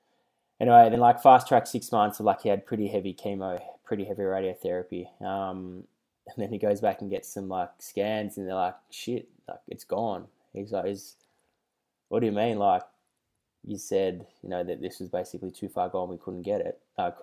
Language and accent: English; Melbourne, Victoria, Australia; So I grew up in the North Carlton commission flats for, like, 18 years.